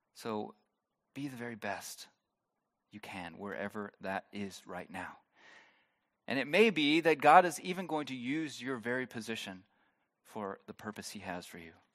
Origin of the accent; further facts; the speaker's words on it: United States; moved away as an adult; now in Germany; I'm not originally from Germany. If you are new here, you are, might be surprised by that, by my, no, it's obvious. I'm from, I'm from the States